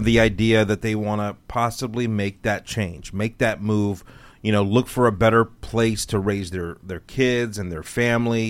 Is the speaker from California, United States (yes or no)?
yes; Southern California, United States; now in Texas, United States; I was born in Southern California